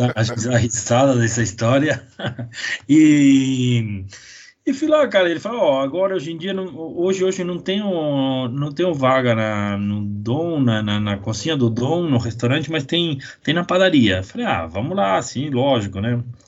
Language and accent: Portuguese; Argentina; first language Spanish; Portuguese is a second language; also born or lived in São Paulo, Brazil; now in Brazil; eu nasci em São Paulo mesmo, capital. É, com quatro, quando eu tinha quatro anos eles separaram e aí fui morar na Argentina quase a vida inteira, né? Então eu, eu me criei lá